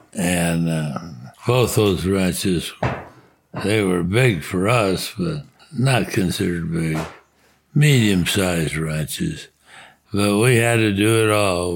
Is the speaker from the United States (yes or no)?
yes; Bisbee, Arizona, United States; I was born in Bisbee, Arizona, and uh, my father was a merchant there